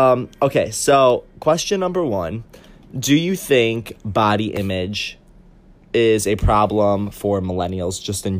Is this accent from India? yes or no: no; Syracuse, New York, United States; I'm from Syracuse, New York. It's a really beautiful